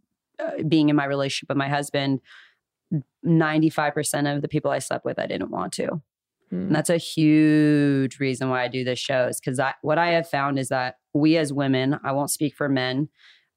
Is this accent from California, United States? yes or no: yes; Calabasas, California, United States; I grew up in Calabasas